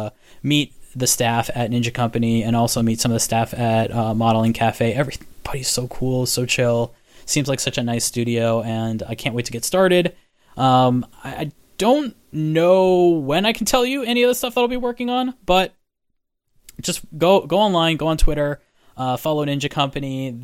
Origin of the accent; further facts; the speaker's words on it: Florida, United States; So I'm from Florida, and we do not have Pirates of the Caribbean like you have Pirates of the Caribbean.